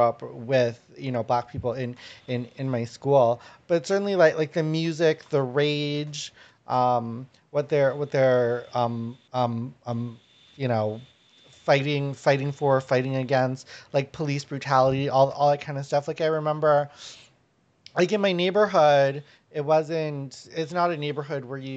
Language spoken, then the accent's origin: English; Winnipeg, Manitoba, Canada; I grew up in Winnipeg, as people know, the murder capital of Canada